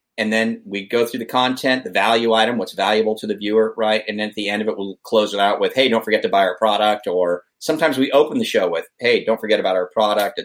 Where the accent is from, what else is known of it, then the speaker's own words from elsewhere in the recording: Vacaville, California, United States; Vacaville, my hometown